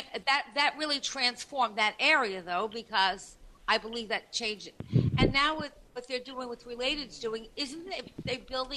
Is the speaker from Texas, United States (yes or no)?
no; Long Island, New York, United States; I was from Long Island.